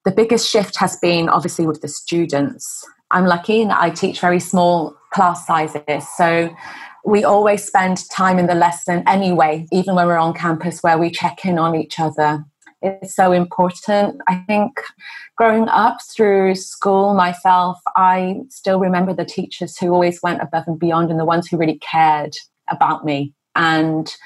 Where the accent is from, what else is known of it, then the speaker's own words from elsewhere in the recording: England, United Kingdom; moved away as an adult; now in Hong Kong; I'm originally from England. I'm a British-born Chinese